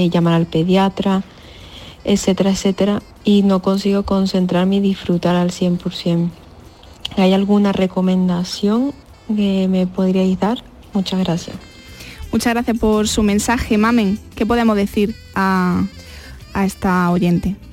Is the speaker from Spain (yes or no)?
yes; Seville, Andalusia, Spain; Soy … de Sevilla